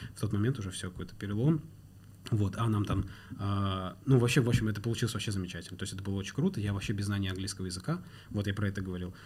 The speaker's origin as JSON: {"language": "Russian", "town": "Ivanovo", "region": "Ivanovo Oblast", "country": "Russia", "tie": "born or raised there", "also_born_or_lived": "Turkmenistan", "moved": "as an adult", "lives_now": "Moscow, Russia", "said": "я родился в Средней Азии, в Туркменистане, из Туркменистана мы переехали с семьей, получается, в Ивану"}